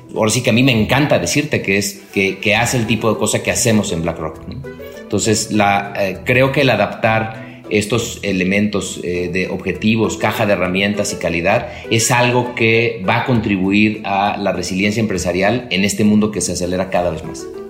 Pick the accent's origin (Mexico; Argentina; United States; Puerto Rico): Mexico